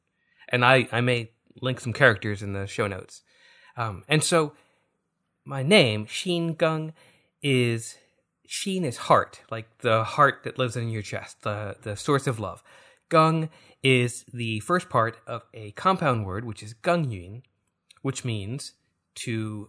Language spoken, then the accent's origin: English; China; born there; So, I actually kind of, like, moderately self-identify as Chinese. I was born in China.